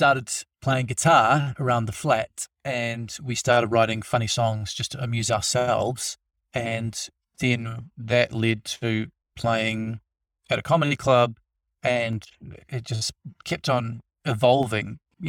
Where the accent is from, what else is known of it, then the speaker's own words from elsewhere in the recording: Wellington, New Zealand; And I'm from Wellington, which is a really cool little city in New Zealand